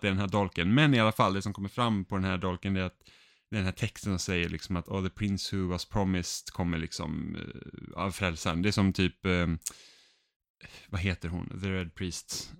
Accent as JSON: {"language": "Swedish", "country": "Finland", "said": "Jag är finne"}